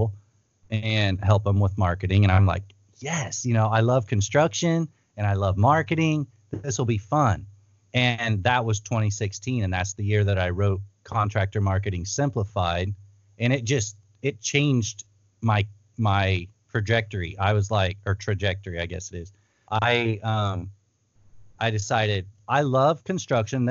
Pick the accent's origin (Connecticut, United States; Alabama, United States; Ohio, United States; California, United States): Ohio, United States; moved away as an adult; also born or lived in Thailand; I'm from Ohio. We made a move out west